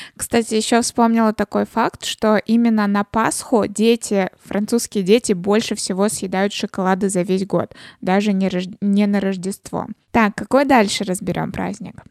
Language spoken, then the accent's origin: Russian; Russia